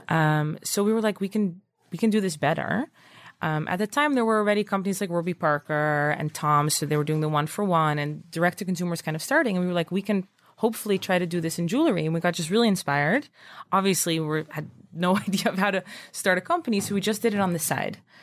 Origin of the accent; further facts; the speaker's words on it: Netherlands; moved away as an adult; also born or lived in Princeton / New York; I'm originally from Holland